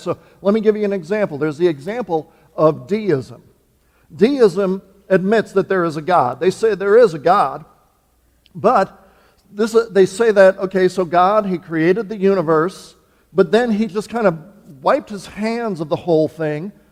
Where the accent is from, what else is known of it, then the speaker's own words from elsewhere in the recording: Wisconsin, United States; moved away; I was born and raised in Wisconsin, but I'm here in the promised land now